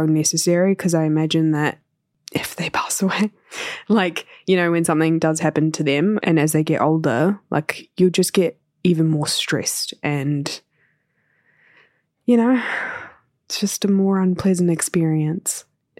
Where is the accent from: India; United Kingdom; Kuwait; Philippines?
India; my family live in New Zealand, but we're from India